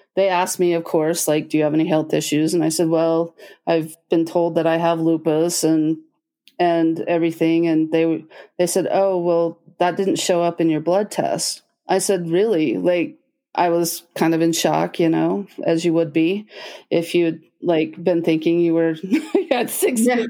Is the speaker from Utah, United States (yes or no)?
yes; Logan, Utah, United States; I grew up in Logan, Utah